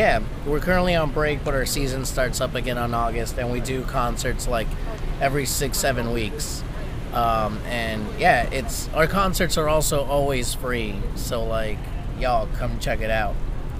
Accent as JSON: {"language": "English", "town": "Los Angeles", "region": "California", "country": "United States", "tie": "born or raised there", "moved": "as an adult", "lives_now": "New Orleans, United States", "said": "I was born and raised in East LA."}